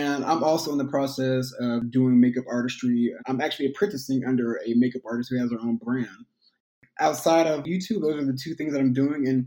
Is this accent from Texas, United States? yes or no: yes; Houston, Texas, United States; growing up in Houston